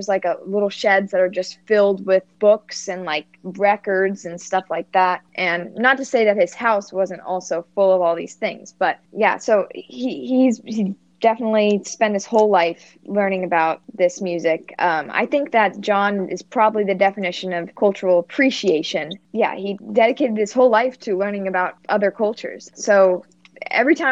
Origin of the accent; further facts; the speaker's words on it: United States; accent: Yankee; my Yankee accent